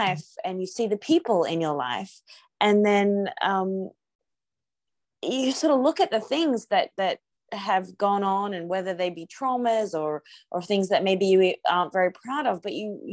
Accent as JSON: {"language": "English", "country": "Australia", "also_born_or_lived": "Afghanistan / Ukraine", "moved": "yes", "said": "I'm Australian, I hadn't been home to Australia since 2014"}